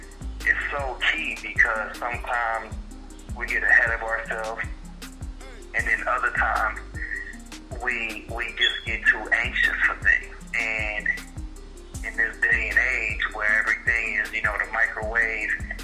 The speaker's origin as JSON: {"language": "English", "town": "Detroit", "region": "Michigan", "country": "United States", "tie": "born or raised there", "moved": "as an adult", "lives_now": "Atlanta, United States", "said": "27 years I grew up in Detroit, Michigan, and then 2018 May I moved to Atlanta, Georgia"}